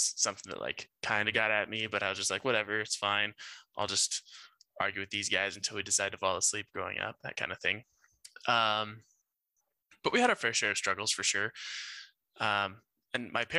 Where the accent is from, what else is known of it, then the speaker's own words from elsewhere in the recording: Grand Junction, Colorado, United States; also born or lived in Glenwood Springs, Colorado / Gilbert, Arizona; I was born in Grand Junction, Colorado, born and raised. I lived there for, I'd say, 17 years